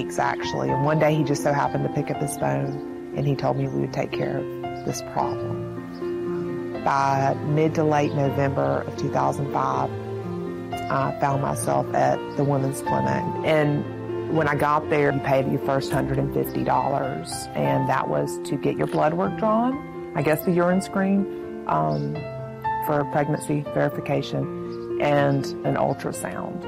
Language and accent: English; Montgomery, Alabama, United States; I'm from Montgomery, Alabama, and I'm 33 years old